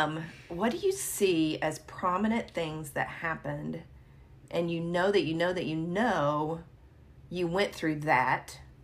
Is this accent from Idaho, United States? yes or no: no; Sacramento, California, United States; born there; So I was born in Sacramento. I was an Air Force baby.